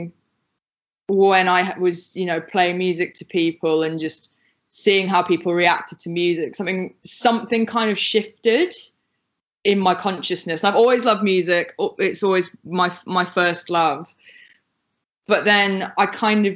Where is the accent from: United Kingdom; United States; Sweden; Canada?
United Kingdom; you can probably hear from my accent, I'm from the UK